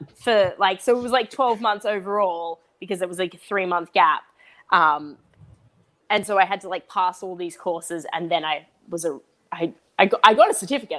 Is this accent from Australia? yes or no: yes; Australia; I'm Australian and that I was born in Australia